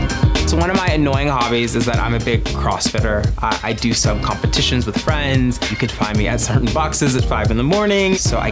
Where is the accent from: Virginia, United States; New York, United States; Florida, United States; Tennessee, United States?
Tennessee, United States; We're both from Tennessee.